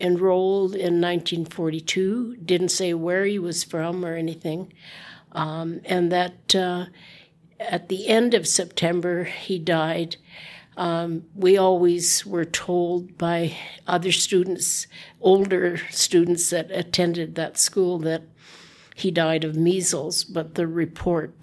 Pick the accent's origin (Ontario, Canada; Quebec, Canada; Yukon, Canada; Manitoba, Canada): Yukon, Canada; Whitehorse; I was born and raised here in Whitehorse